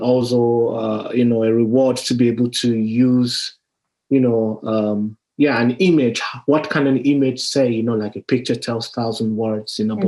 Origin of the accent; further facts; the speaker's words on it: Nigeria; me being Nigerian